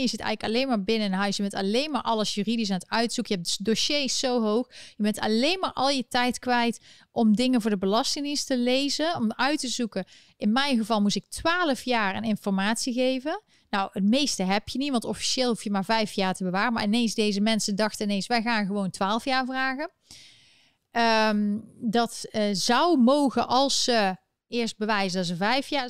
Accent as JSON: {"language": "Dutch", "country": "Netherlands", "moved": "yes", "lives_now": "United States", "said": "ben ik geen Nederlander meer"}